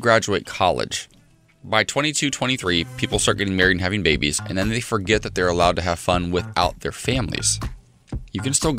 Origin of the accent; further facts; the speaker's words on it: Ohio, United States; Sending my love to my home state, Cincinnati Bengals.